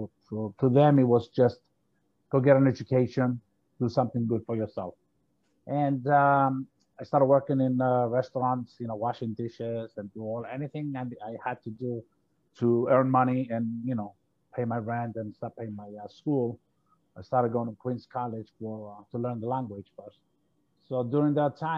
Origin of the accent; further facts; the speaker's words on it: Cyprus; moved away as an adult; now in Florida, United States; I came from Cyprus. I'm a Greek, of a Greek nationality. I came to the States in 1981. And at the time, coming from a small island